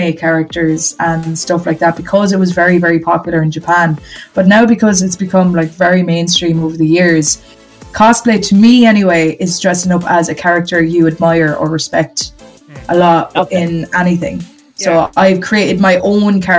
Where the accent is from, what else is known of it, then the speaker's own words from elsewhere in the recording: Galway, Connacht, Ireland; I'm from Galway, Ireland